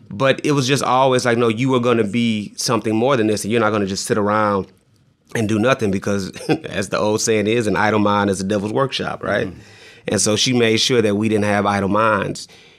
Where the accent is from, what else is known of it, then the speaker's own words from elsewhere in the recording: San Antonio, Texas, United States; also born or lived in Fort Leonard Wood, Missouri / Germany; I always say that I'm from San Antonio, because that's where I grew up and that's the city that I remember the most. But I'm actually from and was born in Fort Leonard Wood, Missouri.